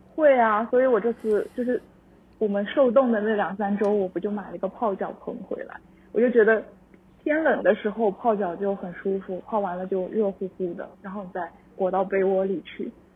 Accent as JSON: {"language": "Chinese", "town": "Changzhou", "region": "Jiangsu", "country": "China", "also_born_or_lived": "Shanghai", "moved": "as an adult", "lives_now": "Canada", "said": "江苏常州"}